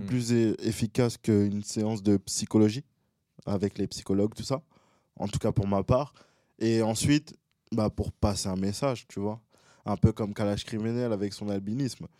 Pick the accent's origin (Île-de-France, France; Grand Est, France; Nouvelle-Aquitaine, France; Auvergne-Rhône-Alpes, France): Île-de-France, France; Boulogne-Billancourt; also born or lived in Gabon; Je suis de Boulogne-Biancourt